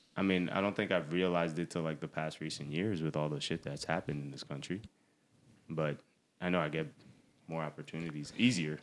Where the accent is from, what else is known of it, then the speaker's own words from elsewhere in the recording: Palisades Park, New Jersey, United States; I grew up in Palisades Park